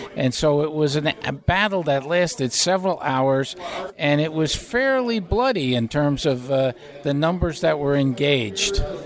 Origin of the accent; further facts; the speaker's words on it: Albany, New York, United States; moved away as an adult; now in Alexandria, Virginia, United States; I am a native of Albany. I was born in Albany. I went to school in Albany